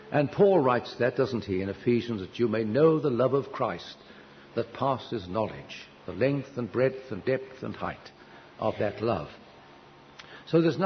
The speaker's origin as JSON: {"language": "English", "country": "United Kingdom"}